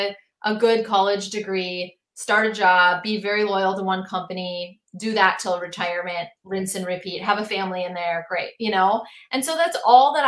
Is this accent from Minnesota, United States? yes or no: yes; Minneapolis, Minnesota, United States; I'm from Minneapolis